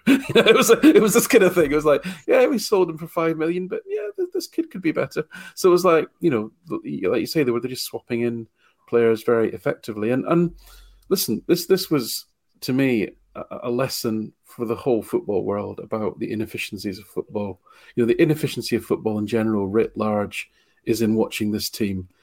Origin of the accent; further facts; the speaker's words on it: Falkirk, Scotland, United Kingdom; gone back to my hometown, Team of Falkirk